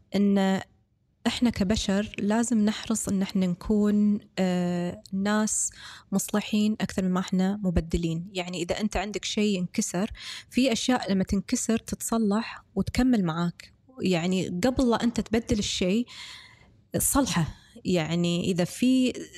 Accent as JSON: {"language": "Arabic", "country": "Kuwait", "said": "احنا من الكويت"}